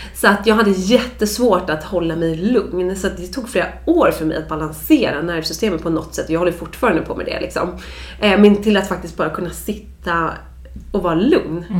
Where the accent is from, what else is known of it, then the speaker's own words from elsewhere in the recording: Dalarö, Stockholm County, Sweden; now in Stockholm, Sweden; jag är uppvuxen ute på Dalarö